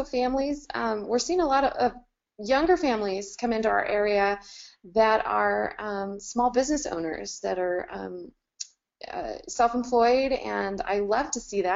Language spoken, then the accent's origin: English; Camp Verde, Arizona, United States; also born or lived in Phoenix, Arizona; I was born in Phoenix, and we moved out of that area when I was 6, so I've been in the Camp Verde area for a long time.